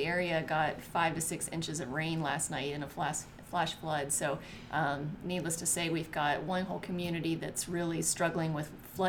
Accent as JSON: {"language": "English", "town": "West Lafayette", "region": "Indiana", "country": "United States", "tie": "born or raised there", "said": "that West Lafayette is my hometown."}